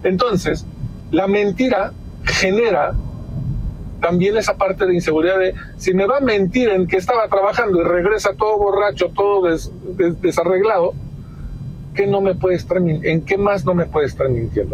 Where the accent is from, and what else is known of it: Mexico